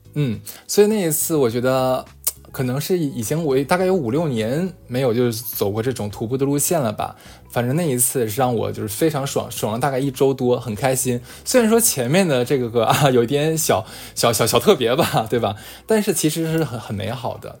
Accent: Northeast China, China; moved away as an adult; 一听我也是东北人嘛

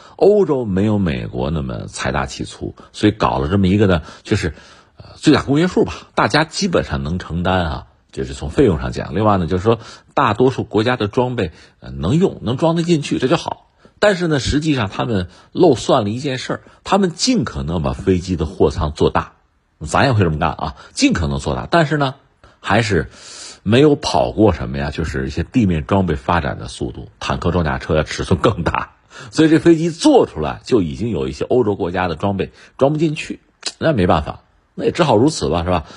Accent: China; 作为一个中国人

